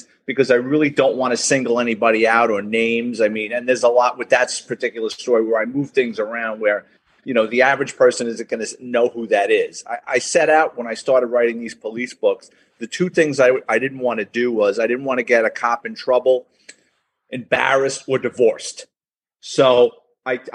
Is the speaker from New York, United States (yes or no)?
yes; New York City, New York, United States; I was born and raised in the Bronx